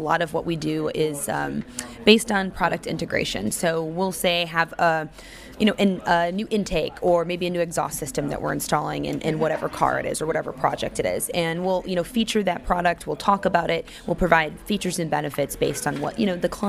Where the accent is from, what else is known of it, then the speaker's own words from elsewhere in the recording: Daytona Beach, Florida, United States; I'm actually originally from Daytona Beach, Florida